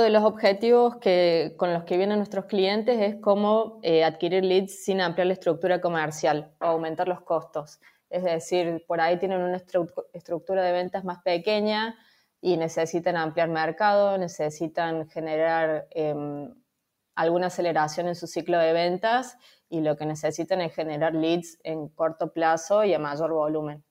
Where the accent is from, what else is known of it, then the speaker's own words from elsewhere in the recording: Córdoba, Argentina; moved away as an adult; now in Valencia, Spain; soy de Córdoba, de Argentina, pero hace un año que estoy viviendo en Valencia